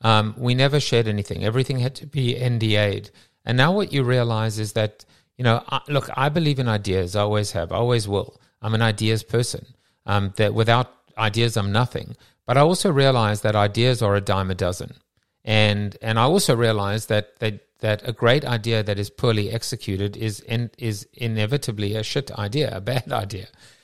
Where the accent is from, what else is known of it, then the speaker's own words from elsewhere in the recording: South Africa; I'm from South Africa.